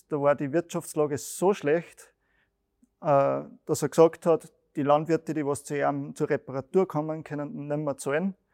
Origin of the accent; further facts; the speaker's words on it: Schlierbach, Upper Austria, Austria; auch bei uns in Schlierbach, die haben wir auch